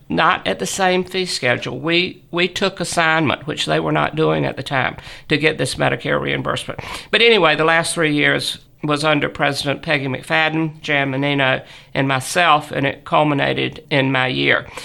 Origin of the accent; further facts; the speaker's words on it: Southern, United States; accent: Southern; my Southern accent